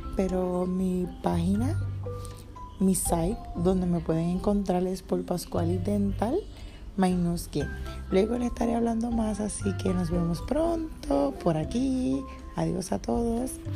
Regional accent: Puerto Rico; actualmente vivo en Puerto Rico, pues soy puertorriqueña

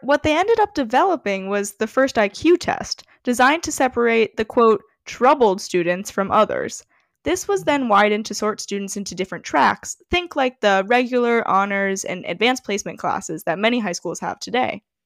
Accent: Evanston, Illinois, United States; now in New York City, United States; I'm originally from Evanston, Illinois

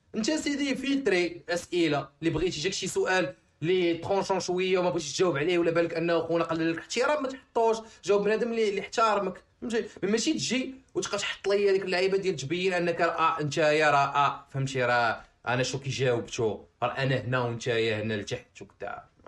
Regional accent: Morocco; حنا عندنا في المغرب

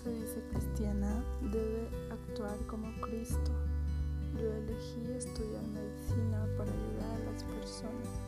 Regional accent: Mexico City, Mexico; nací y actualmente vivo en la Ciudad de México. Tengo 22 años

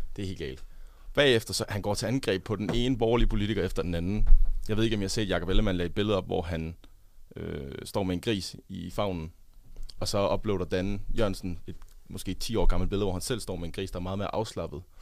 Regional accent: Funen, Southern Denmark, Denmark; moved away; also born or lived in Odense; på Fyn, hvor jeg kommer fra

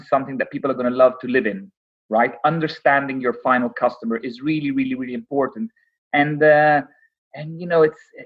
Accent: Rome, Lazio, Italy; now in London, United Kingdom; I grew up in Rome

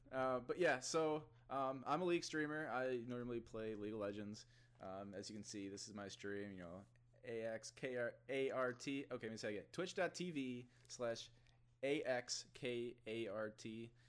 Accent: Ottawa, Illinois, United States; moved away; I'm from a town called Ottawa

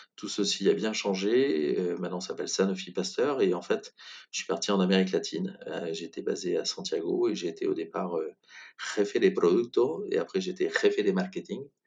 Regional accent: Brive-la-Gaillarde, Nouvelle-Aquitaine, France; moved away as an adult; also born or lived in Bordeaux / Toulouse; je suis originaire de Brive-la-Gaillarde, où je suis resté jusqu'à 18 ans

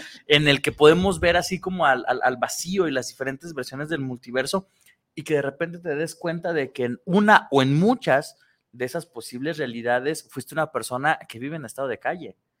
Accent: Tlaquepaque, Jalisco, Mexico; no nací en, en, en Tlaquepaque

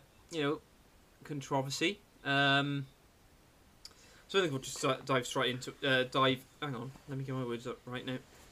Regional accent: Bridgend, Wales, United Kingdom; if you're someone who lives in Bridgend, which is where, you know, where we are both from, you know, you're kind of smack bang in the middle of, well, in between Cardiff and Swansea, right?

